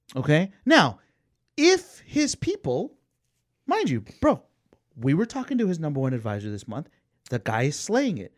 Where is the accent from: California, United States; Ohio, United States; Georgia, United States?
Georgia, United States; Atlanta; I grew up in Atlanta